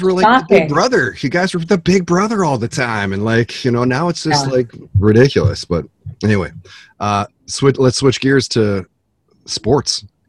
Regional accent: Canada; as a Canadian watching

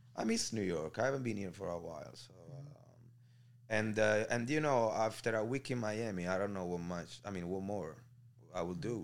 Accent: Naples, Campania, Italy; moved away; I'm from Marianella, which is like two minutes away from Scampia

